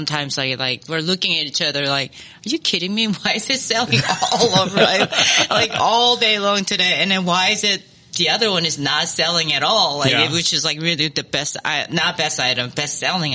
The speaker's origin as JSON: {"language": "English", "region": "Daegu", "country": "South Korea", "tie": "born or raised there", "also_born_or_lived": "Seoul, South Korea", "moved": "as an adult"}